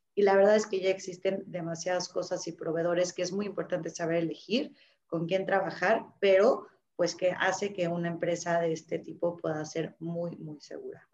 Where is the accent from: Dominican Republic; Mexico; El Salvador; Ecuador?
Mexico; los mexicanos somos abiertos, somos flexibles